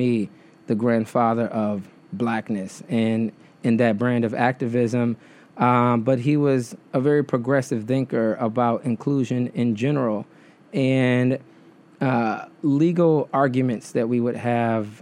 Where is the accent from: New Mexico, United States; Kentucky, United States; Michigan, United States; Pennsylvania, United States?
Michigan, United States; Detroit; now in New York, United States; Michigan, which is where I'm originally from. I was born and raised in Detroit.